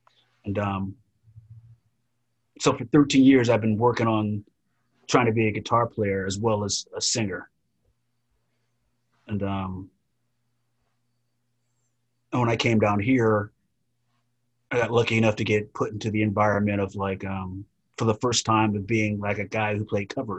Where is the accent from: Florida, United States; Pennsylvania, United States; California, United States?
California, United States; But growing up in Southern California, really, that stuff happened all the time there.